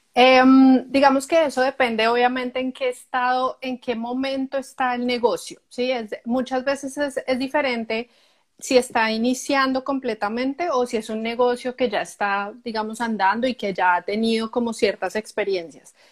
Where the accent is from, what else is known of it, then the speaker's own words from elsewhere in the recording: Colombia; moved away as an adult; now in Canada; yo soy colombiana, eh, vivo en Canadá hace más o menos ocho años.